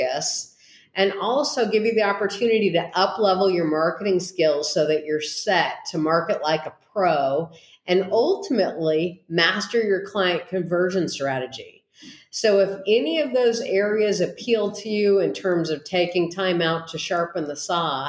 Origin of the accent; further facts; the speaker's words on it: East Bay, San Francisco Bay Area, California, United States; I hail from the East Bay and the San Francisco Bay Area